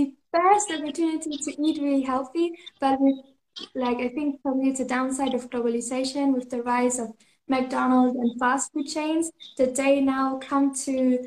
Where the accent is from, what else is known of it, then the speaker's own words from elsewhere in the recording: Germany; now in Canary Islands, Spain; I'm originally from Germany